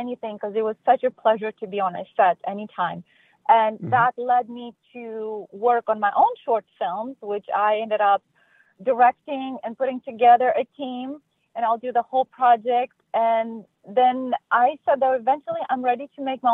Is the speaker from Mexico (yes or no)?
no; Moldova; now in United States; I'm originally from Republic of Moldova. It's a smaller country in Eastern Europe